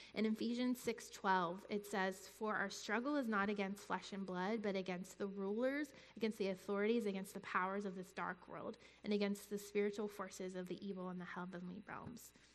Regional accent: North Carolina, United States; moved away; I was I grew up in North Carolina

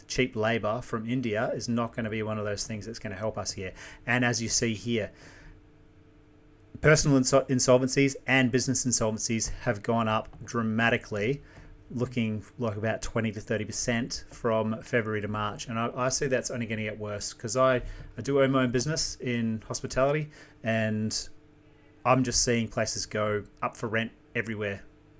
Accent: New Zealand; moved away; I'm an immigrant myself, so I come from New Zealand. Close to 26 years ago, whatever it was, yeah.

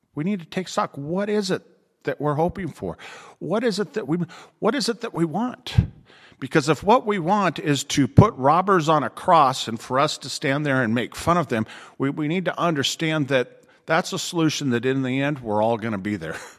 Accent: Riverside, California, United States; moved away; my hometown in Riverside

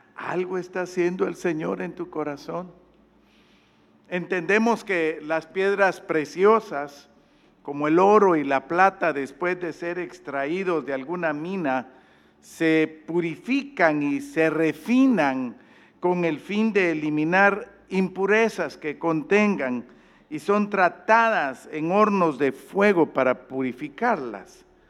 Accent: Guatemala; yo allá en mi país

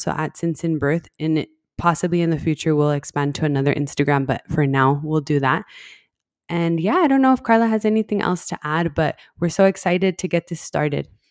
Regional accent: El Paso, Texas, United States; I grew up in El Paso, that's where we're based, El Paso, Texas, and I've been here my whole life

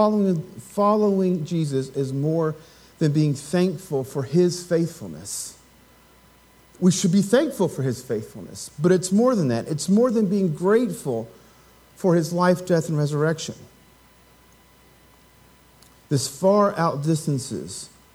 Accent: Appalachia, United States; as an Appalachian American

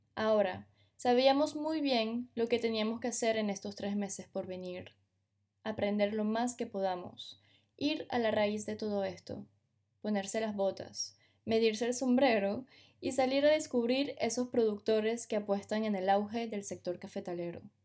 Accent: Venezuela; moved away as an adult; also born or lived in France; Juan y yo nos criamos en Venezuela, pero nos mudamos a Francia para realizar nuestros estudios

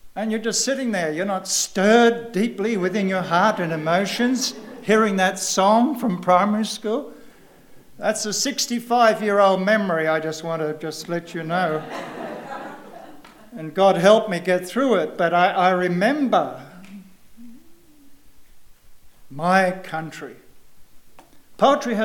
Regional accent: Australia; moved away as an adult; I don't come from around here. I come from Australia, if you have not guessed.

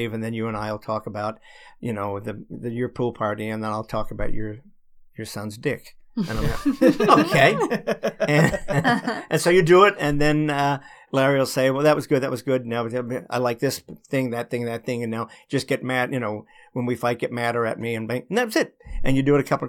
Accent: Australia; now in United States; I'm from Australia originally

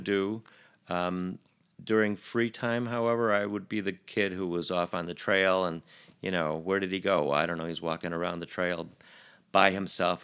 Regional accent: Chicago, Illinois, United States; grew up in East Rogers Park, um, around Albion and Sheridan

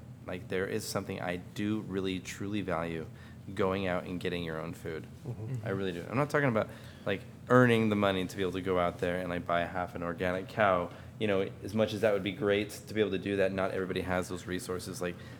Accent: Clatskanie, Oregon, United States; moved away as an adult; also born or lived in Portland, Oregon / Astoria, Oregon; now in Vancouver, Washington, United States; I grew up in Clatskanie, Oregon.

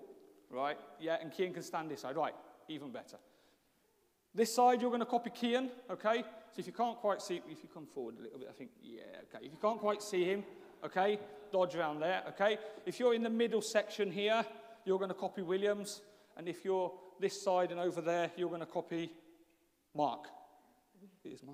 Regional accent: England, United Kingdom; moved away as an adult; also born or lived in Brazil; although I have lived in Brazil, and a lot of people know that story for 20 years, I am actually English.

